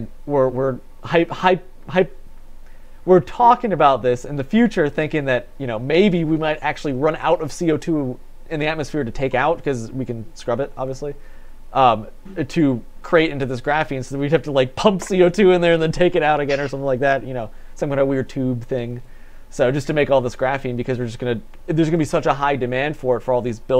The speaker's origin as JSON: {"language": "English", "town": "Batavia", "country": "United States", "said": "I'm from Batavia"}